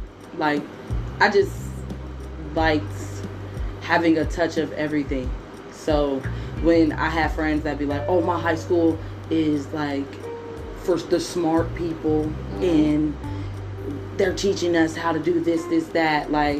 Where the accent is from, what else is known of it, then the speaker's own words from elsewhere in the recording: Portland, Oregon, United States; Portland, Oregon.